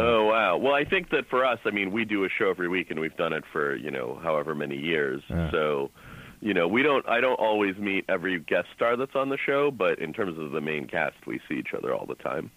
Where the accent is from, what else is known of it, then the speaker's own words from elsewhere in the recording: Boston, Massachusetts, United States; I'm from Boston